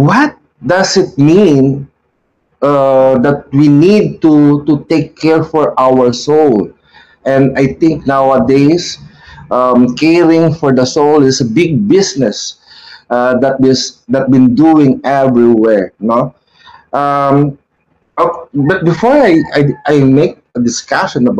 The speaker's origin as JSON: {"language": "English", "country": "Philippines", "said": "these are the ones that give us struggle as a Filipino of having our own identity"}